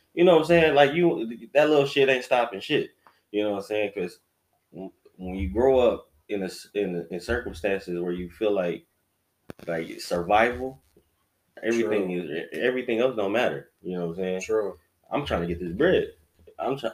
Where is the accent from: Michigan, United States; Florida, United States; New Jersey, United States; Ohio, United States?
Michigan, United States; Detroit; I'm from Detroit